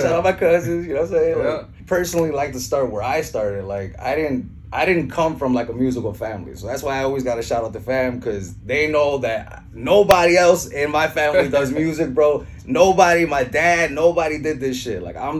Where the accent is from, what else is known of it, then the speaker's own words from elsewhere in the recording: Chicago, Illinois, United States; also born or lived in Orlando, United States / Mexico; I actually was born in Orlando, Florida. I didn't grow up there. I grew up in Chicago, you know what I mean?